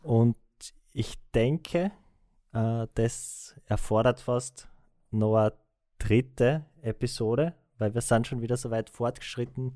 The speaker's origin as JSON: {"language": "German", "country": "Austria", "said": "als Österreicher"}